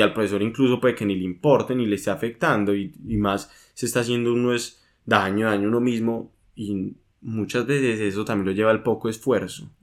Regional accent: Medellín, Antioquia, Colombia; nosotros somos de Medellín, Colombia

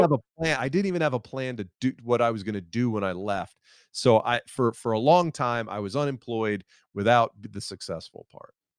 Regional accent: Atlanta, Georgia, United States; I'm, I'm from Atlanta, and I live in Atlanta now

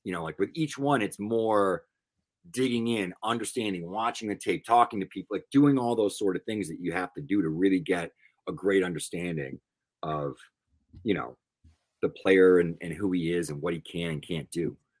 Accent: Northeast, United States; I'm from the Northeast

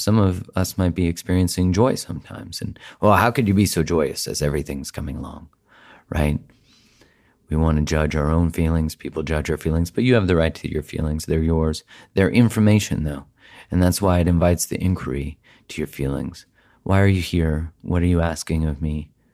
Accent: Canada; I am Canadian. I live in Canada

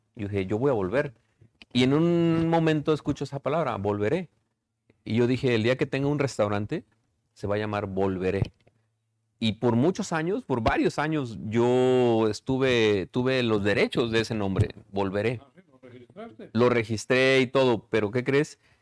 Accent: Ticumán, Morelos, Mexico; now in Chicago, United States; el amor que yo tengo por mi pueblo

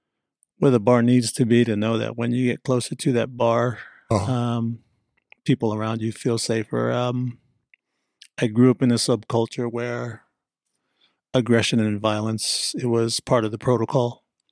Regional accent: Hawaii, United States; So I grew up on the North Shore of Hawaii.

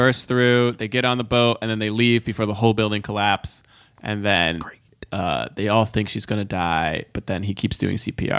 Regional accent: New York, United States; I was born in New York.

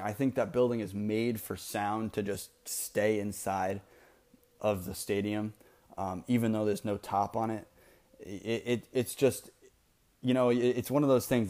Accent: Maine, United States; moved away as an adult; now in North Carolina, United States; I grew up in Maine. I went to college in North Carolina. I live here now in North Carolina.

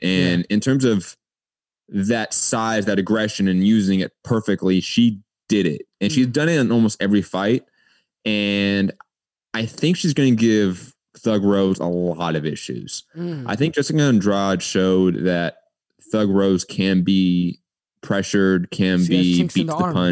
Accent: Los Angeles, California, United States; I grew up

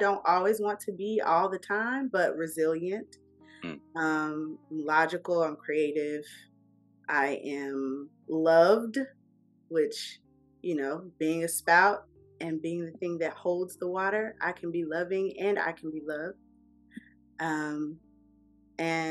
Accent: Atlanta, Georgia, United States; also born or lived in Tacoma, Washington / Germany / South Carolina / Texas; I am from Atlanta, Georgia. Southside, to be specific. Clayton County, made and raised

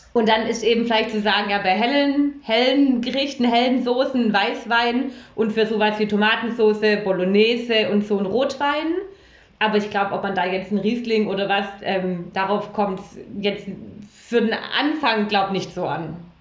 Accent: Stuttgart, Baden-Württemberg, Germany; ich bin, äh, einunddreißig, ich komme aus Stuttgart

